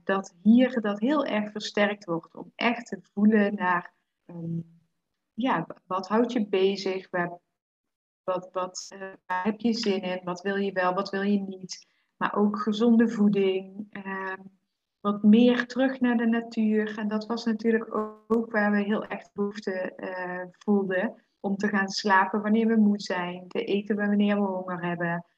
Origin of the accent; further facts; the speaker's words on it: Netherlands; moved away; als Nederlander